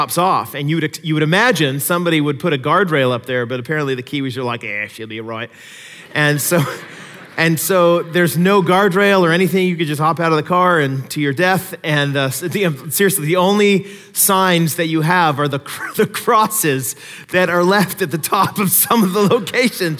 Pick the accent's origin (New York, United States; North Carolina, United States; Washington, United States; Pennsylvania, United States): Washington, United States; Seattle; moved away; When I grew up in the Seattle area